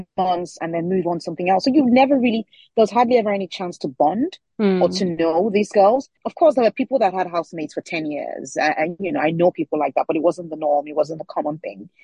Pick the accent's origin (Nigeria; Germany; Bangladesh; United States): Nigeria; Lagos; first language Yoruba; English is a second language; moved away as an adult; now in United Kingdom; my childhood growing up in Lagos